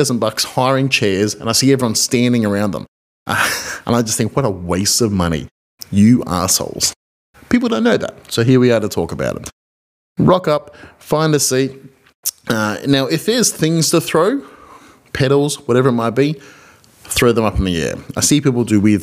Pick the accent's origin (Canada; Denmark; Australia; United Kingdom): Australia; I'm an Australian marriage celebrant